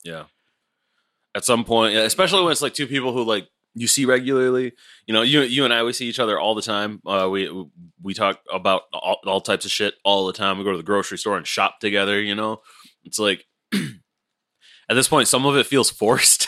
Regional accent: United States; as an American

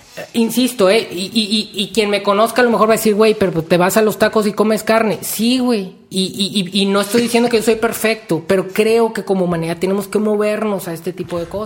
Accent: Mexico; lo que nos identifica como, mexicanos

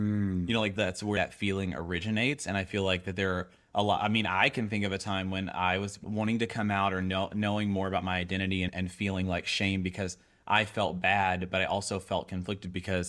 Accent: the South, United States; So I grew up in the South.

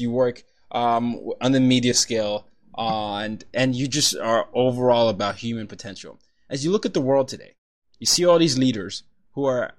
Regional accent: Nigeria; And so I'm a Nigerian. I grew up in 5 countries, 4 continents.

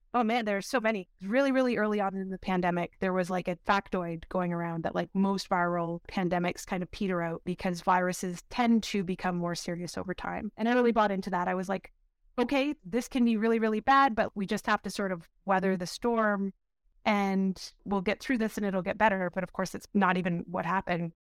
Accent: Windsor, Ontario, Canada; I grew up in Windsor, Ontario, or outside of Windsor, Ontario in the county

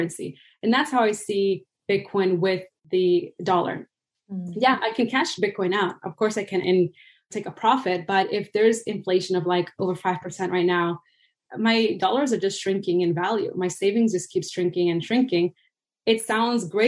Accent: Venezuela; moved away; I'm originally from Venezuela

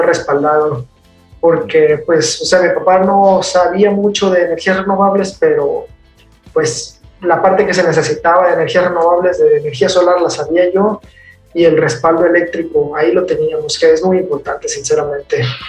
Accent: Culiacán, Sinaloa, Mexico; also born or lived in United Kingdom; soy de Culiacán, Sinaloa

